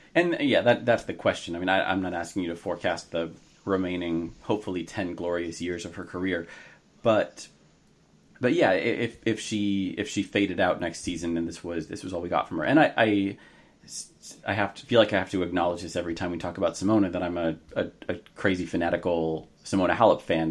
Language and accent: English; United States; I am an American